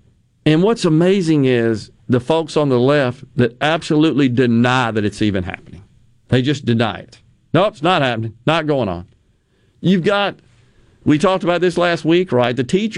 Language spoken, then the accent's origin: English; Okinawa, Japan; When I was growing up in Okinawa, we had typhoons spun the opposite way from a hurricane